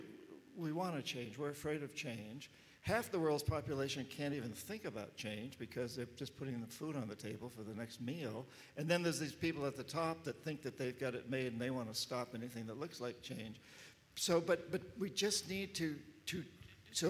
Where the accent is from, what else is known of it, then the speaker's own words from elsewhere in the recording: United States; being an American